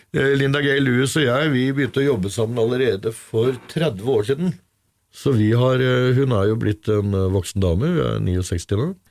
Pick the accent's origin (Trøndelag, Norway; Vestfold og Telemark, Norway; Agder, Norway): Vestfold og Telemark, Norway; Brevik; Jeg er fra Brevik i Telemark